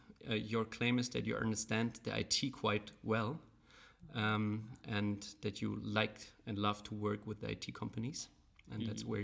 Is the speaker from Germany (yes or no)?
yes; Germany; English is a second language; we're both German